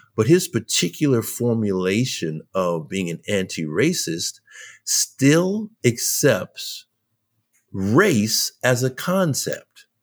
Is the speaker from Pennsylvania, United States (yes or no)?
no; New York, United States; I'm a New Yorker, man. I come from, I come from New York